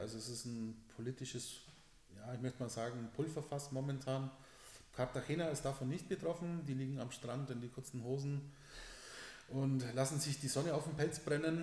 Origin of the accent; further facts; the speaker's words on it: Southern Germany, Germany; also born or lived in Spain; bei uns im Süden